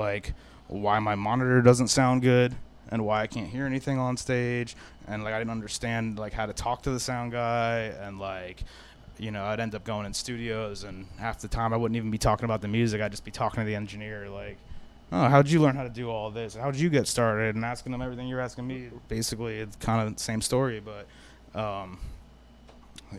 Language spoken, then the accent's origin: English; Fort Lauderdale, Florida, United States; also born or lived in Salem County, New Jersey / Orlando, Florida; I grew up in South Florida